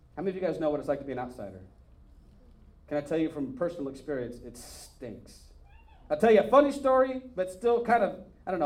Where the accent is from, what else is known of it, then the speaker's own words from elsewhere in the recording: Northern California, United States; I grew up in Northern California